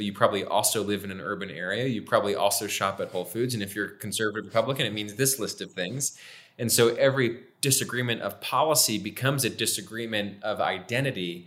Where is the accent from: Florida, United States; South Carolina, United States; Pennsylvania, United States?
Pennsylvania, United States; Milford; where I'm from in my hometown of Milford